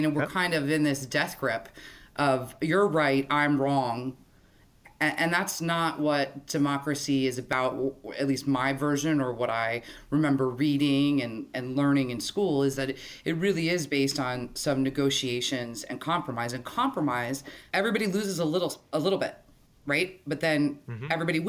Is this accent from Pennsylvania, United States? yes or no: yes; Pittsburgh, Pennsylvania, United States; moved away as an adult; also born or lived in Washington, D.C.; now in Leesburg, United States; I grew up in Pittsburgh, Pennsylvania